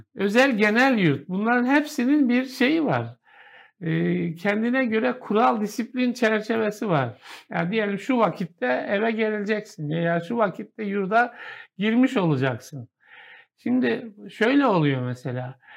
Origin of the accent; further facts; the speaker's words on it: Kahramanmaraş, Turkey; Maraş, ben Maraşlıyım